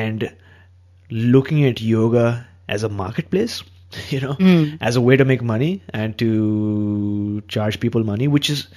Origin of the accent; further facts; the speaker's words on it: India; being an Indian